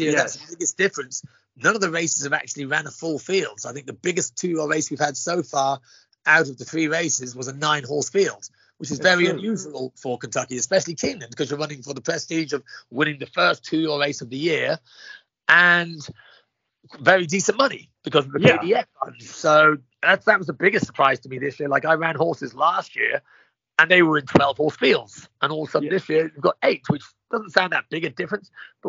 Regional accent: County Kildare, Ireland; now in United States; County Kildare. My father was a champion jockey in Ireland back in 66.

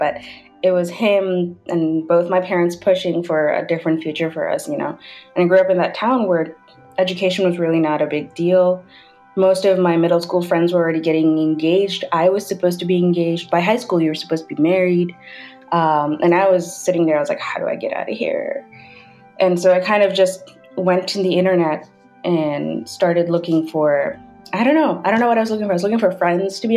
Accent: United Arab Emirates; moved away; I grew up in United Arab Emirates. My parents are of Pakistani descent

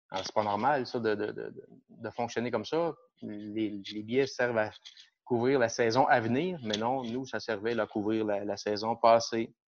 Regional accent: Shawinigan, Quebec, Canada; also born or lived in Mont-Laurier; je suis natif de Shawinigan. Euh, j'ai toujours vécu ici

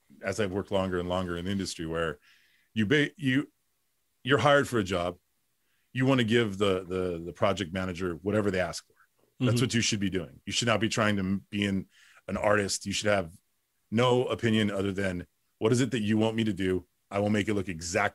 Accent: Los Angeles, California, United States; I grew up in Boyle Heights

